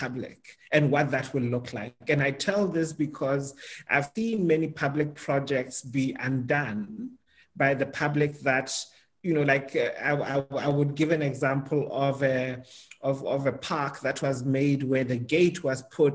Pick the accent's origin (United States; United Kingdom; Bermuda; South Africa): South Africa; as a South African